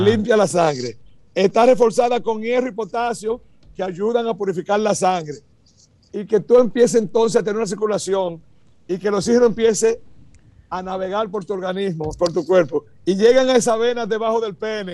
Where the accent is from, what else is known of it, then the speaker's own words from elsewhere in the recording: Dominican Republic; now in United States; somos dominicanos como quiera, puro orgullo